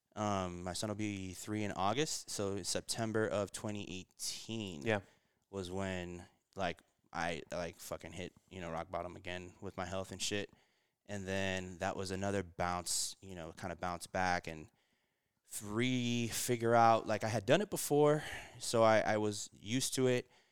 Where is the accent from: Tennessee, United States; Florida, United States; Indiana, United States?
Florida, United States; Miami; born or raised there; also born or lived in Puerto Rico